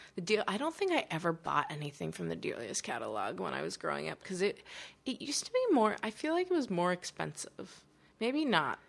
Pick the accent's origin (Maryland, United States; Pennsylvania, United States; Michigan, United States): Pennsylvania, United States; Pittsburgh; I grew up in Pittsburgh